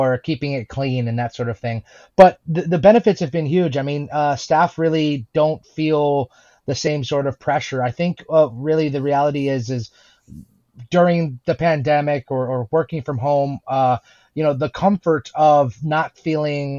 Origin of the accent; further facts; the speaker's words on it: United States; myself and Zach, my business partner, we're from America